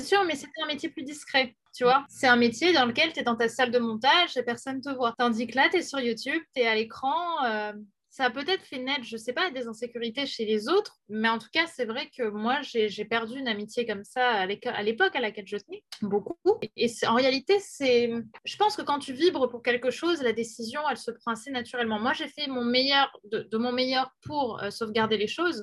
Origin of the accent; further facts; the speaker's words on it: Paris, Île-de-France, France; Je suis parisienne